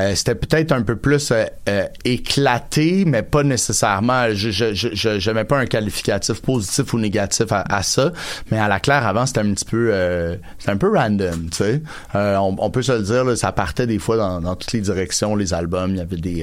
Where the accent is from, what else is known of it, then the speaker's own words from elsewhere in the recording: Montreal, Quebec, Canada; also born or lived in Outremont; j'ai passé une, grande partie de mon enfance avec Ville-Saint-Laurent, puis mon adolescence